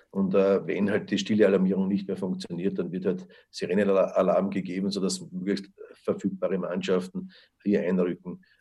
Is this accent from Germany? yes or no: no; Lower Austria, Austria; da sind wir sicher europaweit vorne als Niederösterreicher